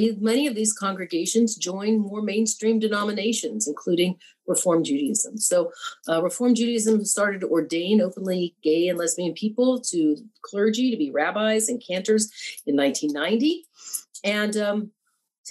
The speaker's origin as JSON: {"language": "English", "town": "Memphis", "region": "Tennessee", "country": "United States", "tie": "born or raised there", "said": "I grew up in Memphis, Tennessee"}